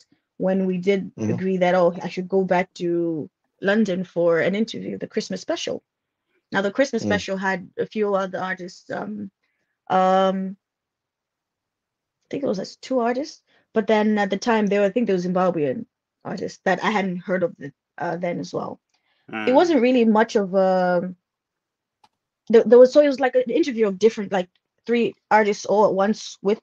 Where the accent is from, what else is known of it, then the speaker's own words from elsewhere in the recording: Nkhotakota, Central Region, Malawi; also born or lived in Karonga / Zomba; I am from Malawi, born in Kota Kota.